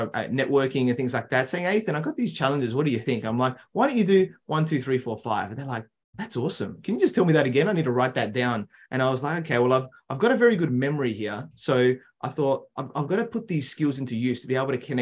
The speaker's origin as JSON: {"language": "English", "town": "Adelaide", "region": "South Australia", "country": "Australia", "tie": "born or raised there", "said": "I grew up in Adelaide, South Australia, so in Australia's smaller capital city"}